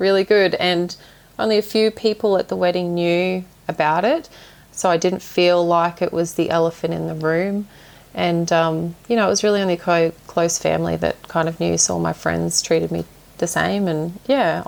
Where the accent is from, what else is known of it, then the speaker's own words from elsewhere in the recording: Toowoomba, Queensland, Australia; now in Gayndah, Australia; I grew up in Toowoomba, but I now live in Gaynder.